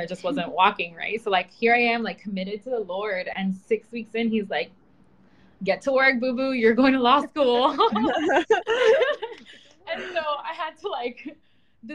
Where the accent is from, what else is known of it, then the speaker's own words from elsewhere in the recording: Miami, Florida, United States; moved away as an adult; now in Seattle, United States; I'm from Miami